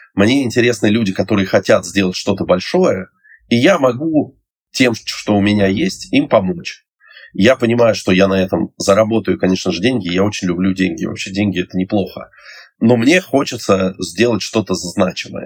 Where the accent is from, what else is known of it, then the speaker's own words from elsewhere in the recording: Moscow, Russia; я из Москвы